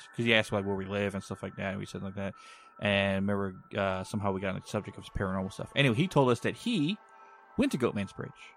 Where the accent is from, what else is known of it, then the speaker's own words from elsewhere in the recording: Texas, United States; my hometown